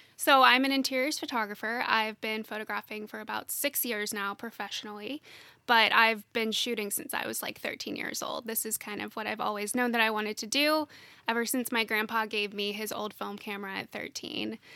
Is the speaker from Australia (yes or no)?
no; Nashville, Tennessee, United States; I'm, I'm from Nashville originally, and my husband and I live here together.